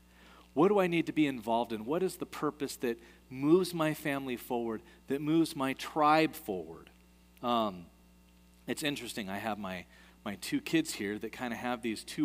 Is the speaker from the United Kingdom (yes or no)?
no; United States; moved away as an adult; also born or lived in Kathmandu, Nepal; I'm an American